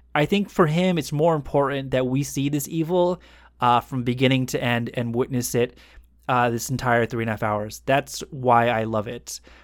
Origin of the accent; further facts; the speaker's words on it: United States; an American who is now, you know, a little bit older and educated